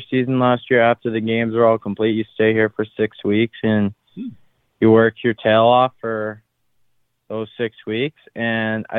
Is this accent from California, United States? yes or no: no; Amherst, Massachusetts, United States; from Amherst, Massachusetts. Grew up there my whole life.